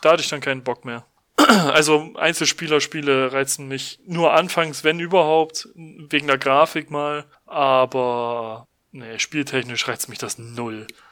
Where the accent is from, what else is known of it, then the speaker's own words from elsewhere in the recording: Germany; bei uns in Deutschland